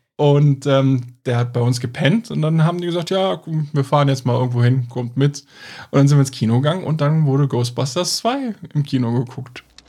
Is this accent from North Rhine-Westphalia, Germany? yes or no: yes; Cologne, North Rhine-Westphalia, Germany; wir kommen aus Köln